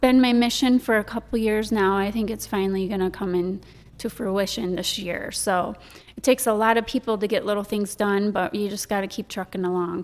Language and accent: English; Sandusky, Michigan, United States; moved away as an adult; also born or lived in Owosso, Michigan; now in Saint Charles, United States; I'm born and raised in Sandusky, Michigan.